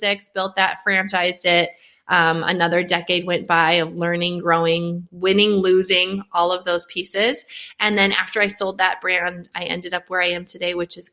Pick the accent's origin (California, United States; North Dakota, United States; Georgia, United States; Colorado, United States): North Dakota, United States; Fargo; accent: Northern; moved away as an adult; also born or lived in Grand Forks, North Dakota; now in Tennessee, United States; born and raised in Fargo, North Dakota